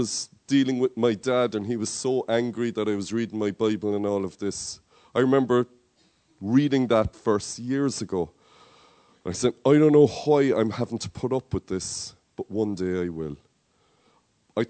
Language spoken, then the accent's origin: English; Cork, Munster, Ireland; accent: Cork; my Cork accent is kicking through